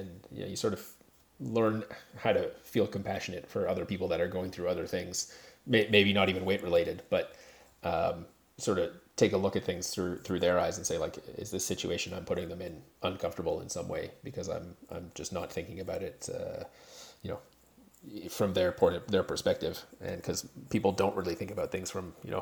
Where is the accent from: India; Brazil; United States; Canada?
Canada; I am Canadian